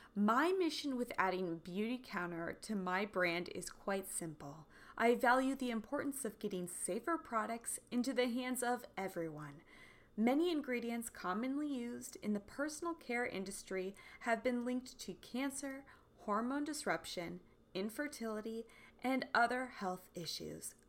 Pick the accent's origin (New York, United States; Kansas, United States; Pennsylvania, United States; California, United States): Kansas, United States; growing up in Kansas